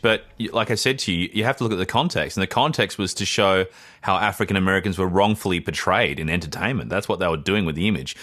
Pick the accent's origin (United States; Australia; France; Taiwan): Australia; I'm actually, um, I'm from Australia